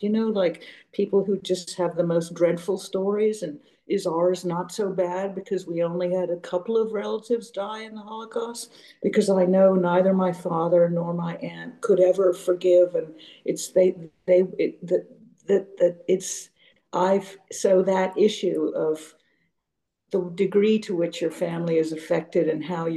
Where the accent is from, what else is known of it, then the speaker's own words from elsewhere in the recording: Geneva, Switzerland; now in San Francisco, United States; We grew up in Geneva, Switzerland.